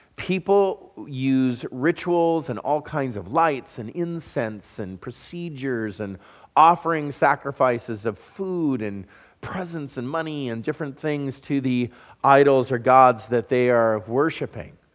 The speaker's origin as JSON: {"language": "English", "region": "Southern California", "country": "United States", "tie": "born or raised there", "moved": "yes", "said": "I'm a California boy. I was raised in Southern California"}